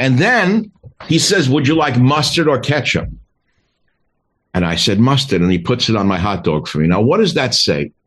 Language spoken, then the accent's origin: English; New York City, New York, United States; I'm from Queens and I know the shtick because I went to high school in the same area